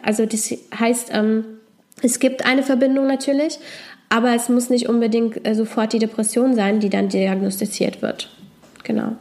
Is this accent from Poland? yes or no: yes; Poland; moved away; ich komme ursprünglich aus Polen